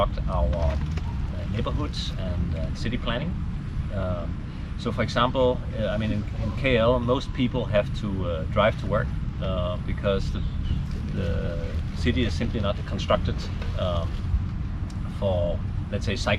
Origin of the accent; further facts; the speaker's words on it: Copenhagen, Capital Region of Denmark, Denmark; moved away as an adult; now in Malaysia; Well, I'm from Copenhagen, so that's one of the cycling capitals of the world.